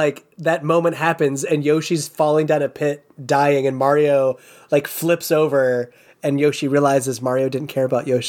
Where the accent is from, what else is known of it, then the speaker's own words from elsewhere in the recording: United States; For me as this American child to get this game.